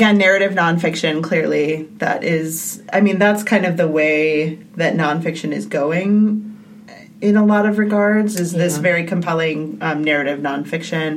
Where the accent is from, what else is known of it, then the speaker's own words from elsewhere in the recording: Chicago, Illinois, United States; I'm from the Chicagoland area